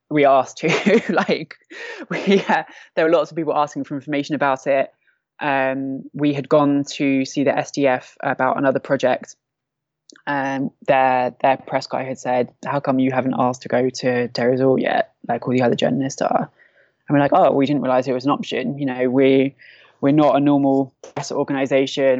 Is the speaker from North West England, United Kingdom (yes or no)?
no; London, United Kingdom; moved away as an adult; now in Derik, Syria; I'm from London. I'm 32